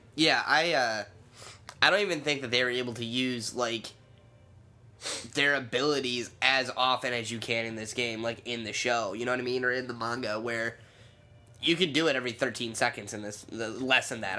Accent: United States; I'm an American

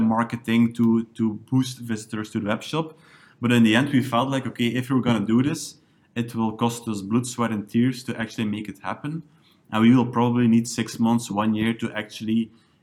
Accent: Nazareth, Flanders, Belgium; also born or lived in Ghent; Lokaal Online started in my hometown, Nazareth, on the first day of the lockdown

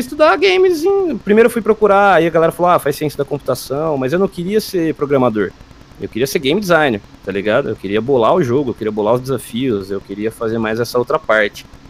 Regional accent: São Carlos, São Paulo, Brazil; Eu sou de São Carlos, interior de São Paulo

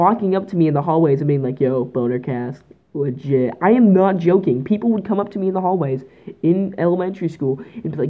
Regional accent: Canada; I'm Canadian

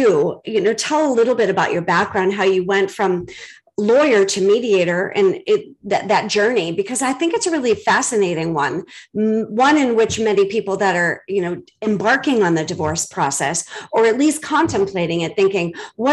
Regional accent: Boston, Massachusetts, United States; moved away; I'm from Boston originally

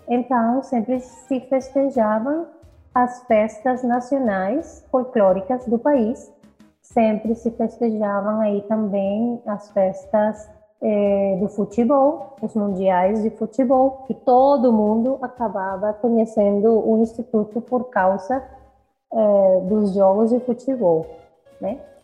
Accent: Caracas, Capital District, Venezuela; Portuguese is a second language; eu nasci na Venezuela, em Caracas, eu sou caraquenha

